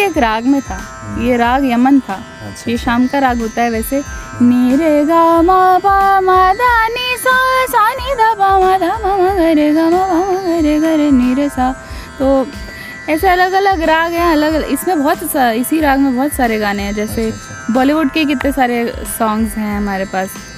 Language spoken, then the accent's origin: Hindi; Faridabad, Haryana, India; हम फरीदाबाद में पैदा हुए वहीं बड़े हुए